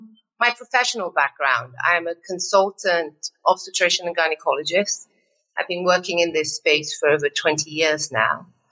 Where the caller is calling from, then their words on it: Lagos, Nigeria; And yes, I am dialing in from Lagos, Nigeria, which is on the African continent.